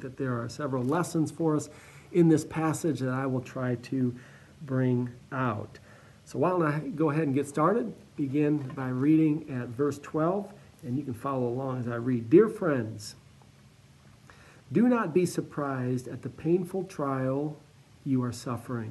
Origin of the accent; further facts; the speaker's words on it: Cleveland, Ohio, United States; I'm from Cleveland, just east of Cleveland, so very familiar with the Great Lakes